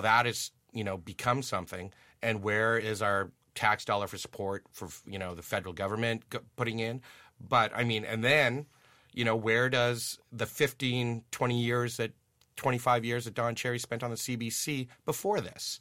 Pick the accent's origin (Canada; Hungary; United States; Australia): Canada; Ottawa, Ontario; also born or lived in Germany; I'm from Ottawa. I'm from Riverside Park